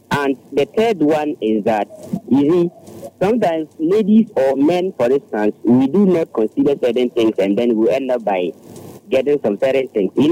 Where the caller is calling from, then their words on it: Adenta, Greater Accra, Ghana; Yeah, good evening. This is … calling from Adenta.